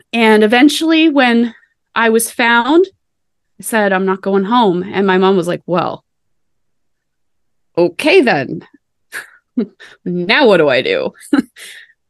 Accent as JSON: {"language": "English", "area": "Annapolis Valley", "region": "Nova Scotia", "country": "Canada", "tie": "born or raised there", "said": "I was born and raised in the Annapolis Valley of Nova Scotia."}